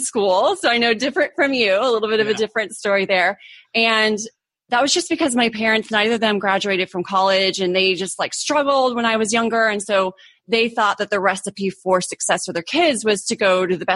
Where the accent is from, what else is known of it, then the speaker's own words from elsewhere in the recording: Orange County, California, United States; moved away as an adult; also born or lived in Arizona / Germany / Europe; now in San Diego, United States; I grew up in Orange County, California.